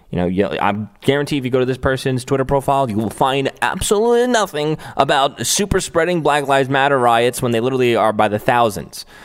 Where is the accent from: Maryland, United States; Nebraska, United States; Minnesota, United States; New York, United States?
New York, United States; New York City; moved away; This is my hometown, Staten Island